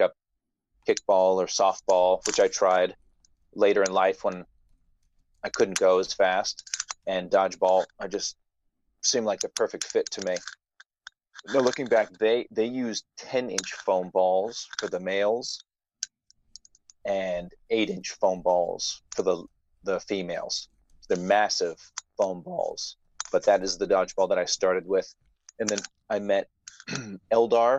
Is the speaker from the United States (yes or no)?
yes; Seattle area, Olympia, Tacoma area, Washington, United States; now in New York City, United States; I grew up in the Seattle area